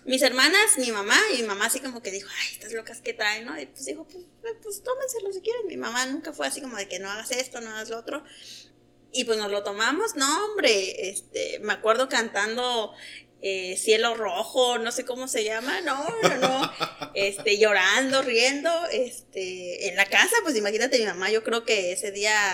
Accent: Oaxaca, Mexico; moved away as an adult; also born or lived in Chihuahua, Mexico; now in Delicias, Mexico; soy de Oaxaca.

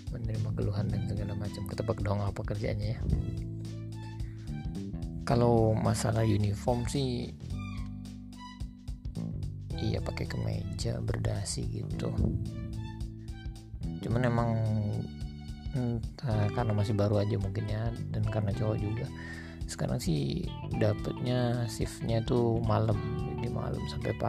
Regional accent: Palembang, South Sumatra, Indonesia; Palembang itu ada berapa ribu, belas ribu pengangguran

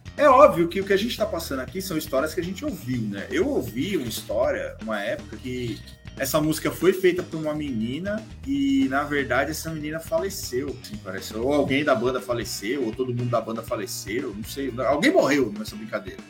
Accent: São Paulo, Brazil; eu e o Rodrigo, a gente nasceu na roça, pé vermelho, na brincadeira, a gente é de São Paulo

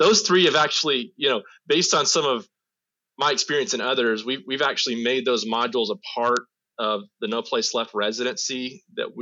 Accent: United States; moved away; as an American

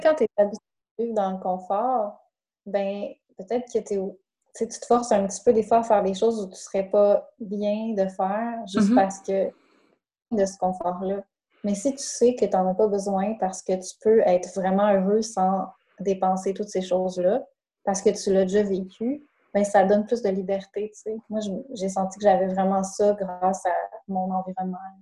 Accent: Saguenay, Quebec, Canada; moved away; je viens du Saguenay

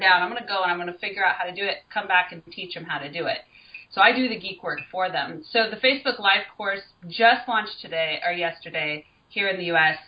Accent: Colorado, United States; now in California, United States; I'm from Colorado, which is kind of more in the, the center of the United States

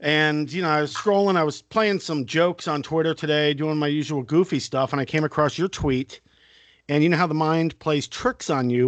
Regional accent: Fort Lauderdale, Florida, United States; I grew up in Fort Lauderdale, which was Party Central at the time

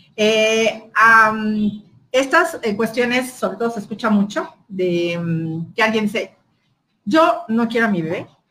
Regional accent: Mexico; mi derecho como mexicana

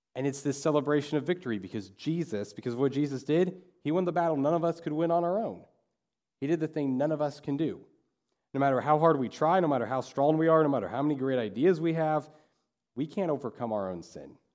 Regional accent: Dodge City, Kansas, United States; I'm from Dodge City.

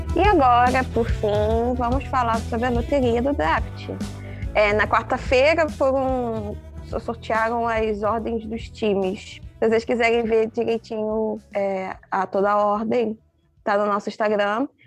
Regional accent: Brazil; a gente, como brasileiras

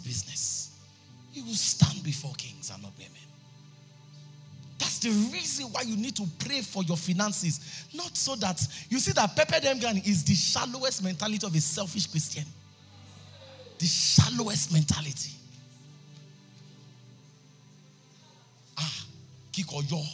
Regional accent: Ijebu Ode, Ogun State, Nigeria

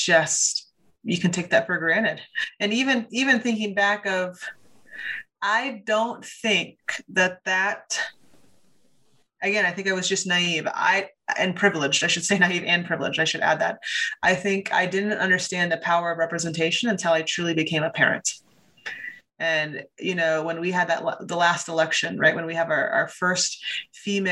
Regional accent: Ames, Iowa, United States; I grew up in Ames, Iowa

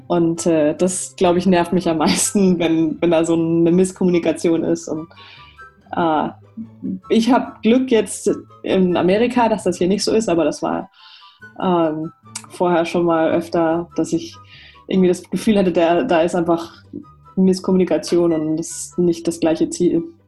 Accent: Germany; moved away; Ich bin als Deutsche, die Ausländerin ist

